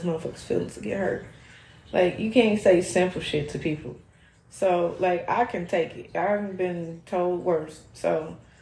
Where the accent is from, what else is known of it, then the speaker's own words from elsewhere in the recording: Chicago, Illinois, United States; I've been in Chicago. I was born right there